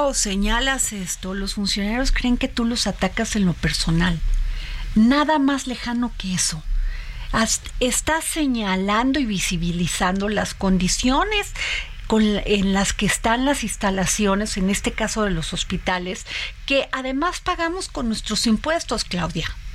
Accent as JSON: {"language": "Spanish", "region": "Veracruz", "country": "Mexico", "said": "somos veracruzanos"}